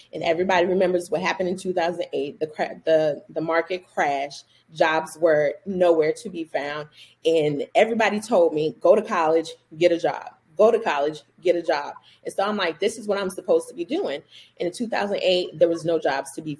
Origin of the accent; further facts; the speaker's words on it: Orangeburg, South Carolina, United States; moved away as an adult; also born or lived in Wilmington, Delaware; now in Charlotte, United States; I am from Orangeburg, South Carolina, by the way of Wilmington, Delaware.